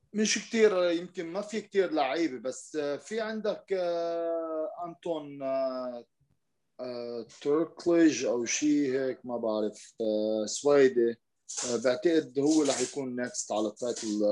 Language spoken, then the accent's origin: Arabic; Lebanon; عندنا بلبنان